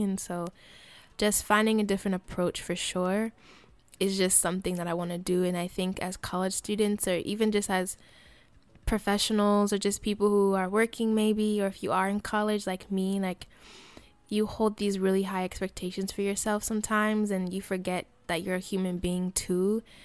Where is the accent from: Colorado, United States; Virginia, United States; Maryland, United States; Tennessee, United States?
Colorado, United States; moved away; also born or lived in Fresno, California; I lived, I grew up in Colorado, and I moved to Fresno area, uh, 'cause of my mom's job